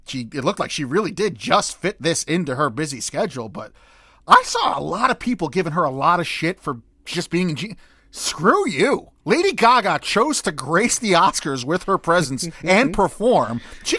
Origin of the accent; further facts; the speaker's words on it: United Kingdom; I know the protocol is to say thank you a lot, but I'm British, so it's more comfortable for me to say sorry.